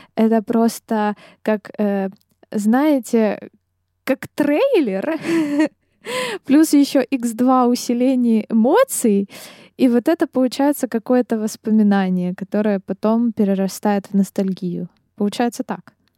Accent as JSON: {"language": "Russian", "town": "Dnipro", "region": "Dnipropetrovsk Oblast", "country": "Ukraine", "moved": "yes", "lives_now": "Kyiv, Ukraine", "said": "я из Днепра"}